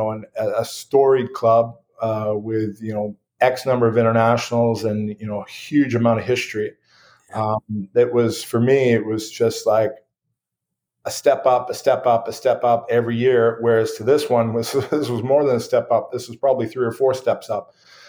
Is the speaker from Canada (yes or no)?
yes; Squamish, British Columbia, Canada; moved away as an adult; also born or lived in Wales / France; now in St. John's, Canada; growing up in Squamish